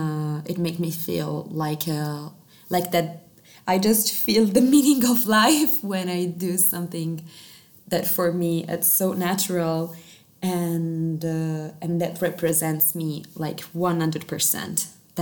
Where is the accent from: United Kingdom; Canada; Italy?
Italy; first language Italian; English is a second language; Italian, and I discovered that actually in Italian it's so much better for me, of course, because it's my mother tongue.